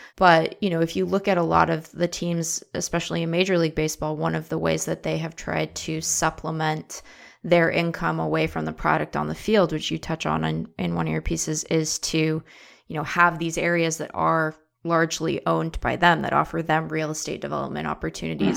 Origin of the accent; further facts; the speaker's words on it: Seattle, Washington, United States; I'm from Seattle